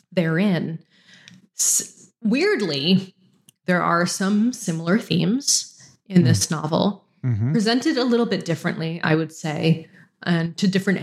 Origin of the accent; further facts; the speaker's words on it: United States; moved away as an adult; now in British Columbia, Canada; I'm American